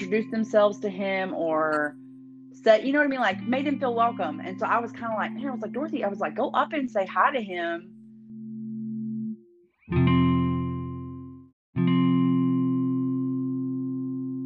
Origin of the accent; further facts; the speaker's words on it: Houston area, near Cleveland, Texas, United States; I'm from a town called Badson. I was like, it's kind of like close to Cleveland